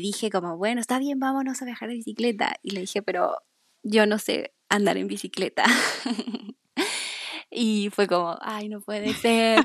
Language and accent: Spanish; Peru; moved away as an adult; como es en Perú, como es en mi país.